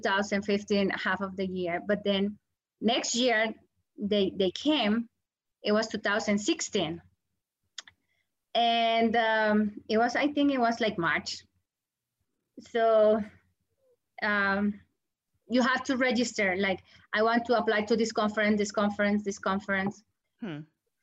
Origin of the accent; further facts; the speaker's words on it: Colombia; English is a second language; moved away as an adult; also born or lived in New York; now in United States; I am from Colombia